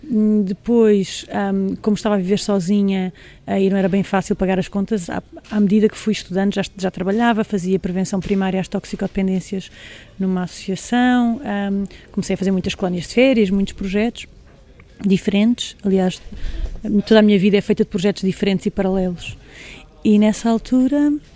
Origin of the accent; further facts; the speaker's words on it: Angola; nasci lá, nasci em Angola